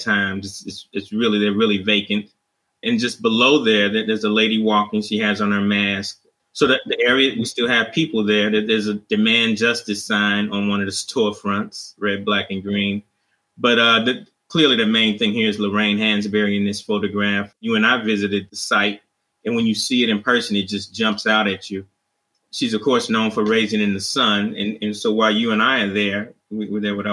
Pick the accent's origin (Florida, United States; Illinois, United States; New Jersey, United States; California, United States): Illinois, United States; Chicago; growing up in Chicago